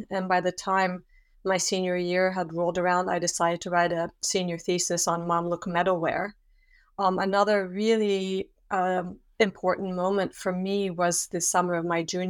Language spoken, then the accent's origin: English; Switzerland; also born or lived in Australia / Yugoslavia; I also had lived in Australia and in Yugoslavia, but I hadn't, and I am from Switzerland, so I hadn't had any languages or experience within the Islamic world.